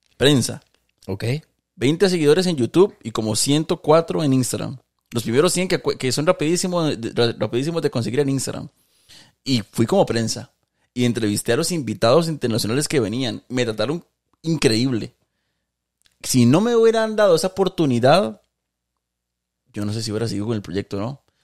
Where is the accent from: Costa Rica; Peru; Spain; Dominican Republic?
Costa Rica; siendo ticos todos